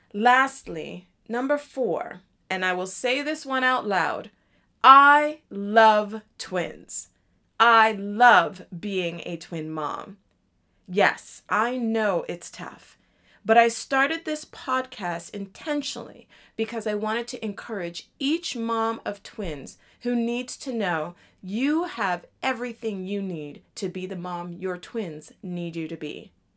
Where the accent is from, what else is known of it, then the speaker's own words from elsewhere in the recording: Toronto, Ontario, Canada; also born or lived in Jamaica (ancestry); now in Washington, D.C. area, United States; I'm also Jamaican, which means I am originally from Toronto, Canada, and I was raised in a Jamaican culture